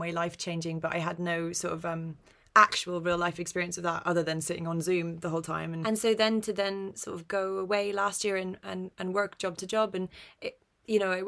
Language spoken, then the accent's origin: English; London, United Kingdom; I grew up in North London. My accent's very neutral